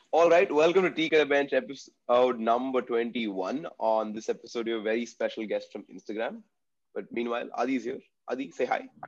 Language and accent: English; Bangalore, Karnataka, India; also born or lived in Tamil Nadu; I grew up in Bangalore, but I'm from Tamil Nadu